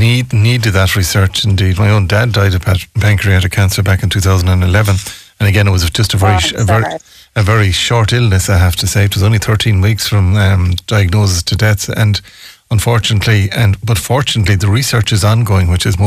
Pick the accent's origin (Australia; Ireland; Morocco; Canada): Ireland; But we have to believe that, I suppose, the way we grew up in Ireland.